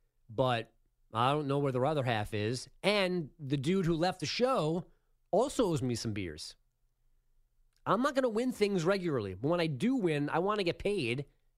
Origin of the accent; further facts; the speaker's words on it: New York, United States; I'm a New Yorker my entire life. I cannot accept still on year 43 of my existence